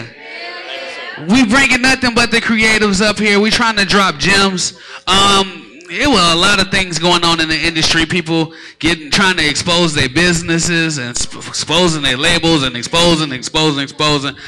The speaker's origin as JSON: {"language": "English", "town": "Chicago", "region": "Illinois", "country": "United States", "moved": "yes", "lives_now": "Atlanta, United States", "said": "I'm from Chicago"}